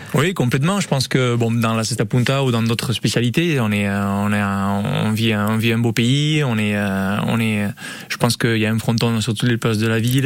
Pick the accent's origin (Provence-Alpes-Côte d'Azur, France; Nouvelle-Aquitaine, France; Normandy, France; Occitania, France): Nouvelle-Aquitaine, France; Hendaye; moved away as an adult; also born or lived in Miami; je suis originaire d'Andaï